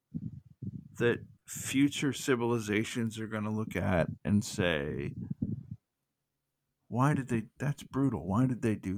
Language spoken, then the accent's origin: English; the South, United States; I'm from the South